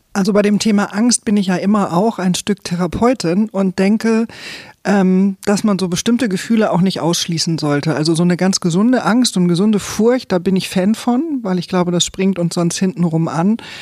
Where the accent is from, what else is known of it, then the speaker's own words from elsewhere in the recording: Eckernförde, Schleswig-Holstein, Germany; Ich komme aus Eckernförde